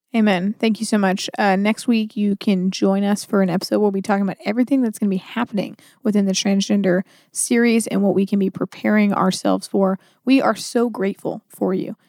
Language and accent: English; United States; as an American